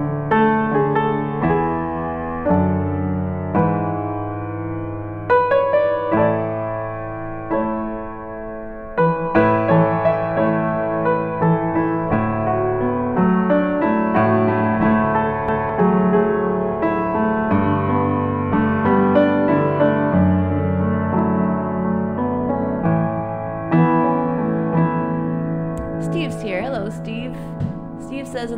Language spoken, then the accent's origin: English; Washington, District of Columbia, United States; now in Los Angeles, United States; I grew up in Washington, D.C.